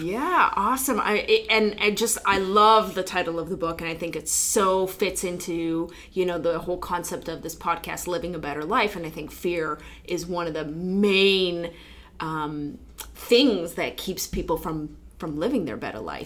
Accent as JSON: {"language": "English", "country": "Poland", "moved": "yes", "said": "my home country poland"}